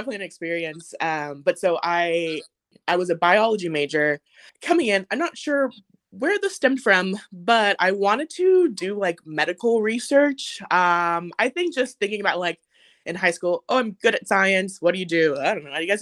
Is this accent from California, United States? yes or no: yes; Oceanside, California, United States; moved away as an adult; now in Athens, Georgia, United States; I grew up in Oceanside, California